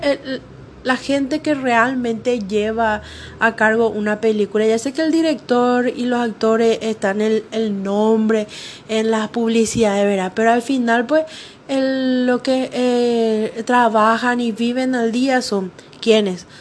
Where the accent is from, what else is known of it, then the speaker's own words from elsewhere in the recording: Paraguay; en mi país, Paraguay